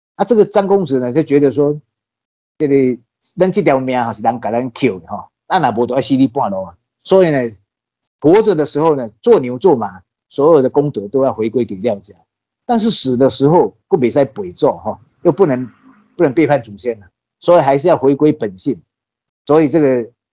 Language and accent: Chinese; Su'ao, Yilan County, Taiwan; also born or lived in Taipei; 是在一九五三年在这个南方澳出生的，算是南方澳这边宜兰县书澳港， 啊， 旁边的一个渔港，叫南方澳，在这边土生土长